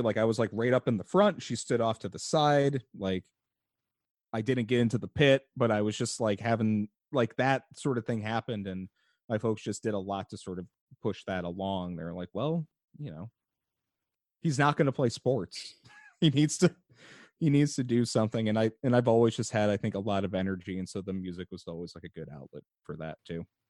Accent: Chicago, Illinois, United States; I am from the Chicago area. I live in Chicago currently.

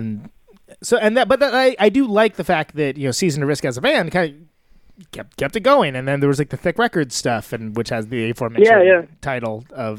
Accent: Modesto, California, United States; now in Oakland, United States; I'm from Modesto.

